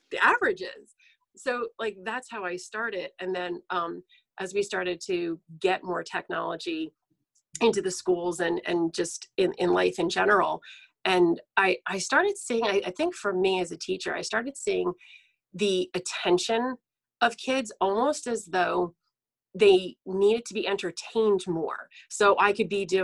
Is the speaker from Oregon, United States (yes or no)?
no; central New Jersey, United States; I'm from New Jersey. I live in central New Jersey, which is, people call it the Jersey Shore. Thus, us that live here, we actually call it the beach. And I've lived here, I've lived here all my life.